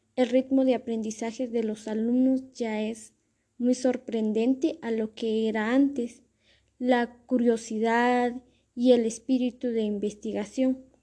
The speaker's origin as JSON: {"language": "Spanish", "region": "Totonicapán", "country": "Guatemala", "tie": "born or raised there", "said": "El lugar donde soy originaria es de Totonicapán, del municipio de Totonicapán, de una aldea que se llama Pastoca"}